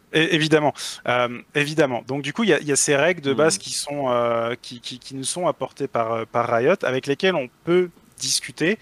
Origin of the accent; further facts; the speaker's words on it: Brittany, France; je suis breton d'origine